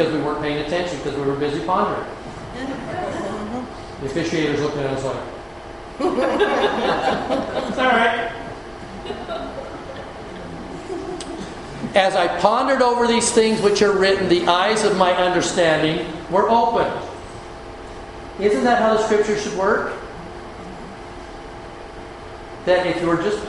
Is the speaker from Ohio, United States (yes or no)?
no; Utah, United States; as a boy, growing up in Utah